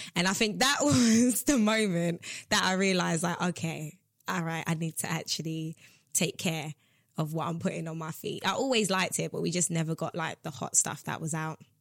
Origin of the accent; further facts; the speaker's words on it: New York City, New York, United States; now in United Kingdom; I was raised in Brooklyn, New York. I was born here, as you know, but I went mm. to Brooklyn when I was five